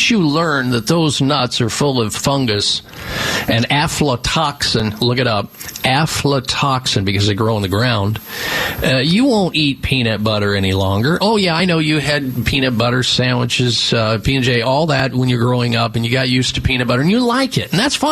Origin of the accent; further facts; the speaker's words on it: Midwest, United States; Growing up in the Midwest